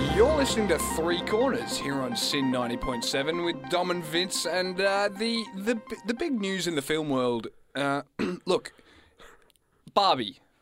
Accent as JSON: {"language": "English", "area": "Gippsland", "region": "Victoria", "country": "Australia", "tie": "born or raised there", "said": "where I grew up down in Gippsland"}